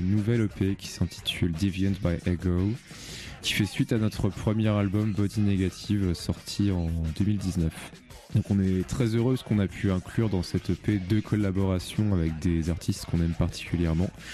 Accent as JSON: {"language": "French", "town": "Rouen", "region": "Normandy", "country": "France", "said": "on vient de Rouen."}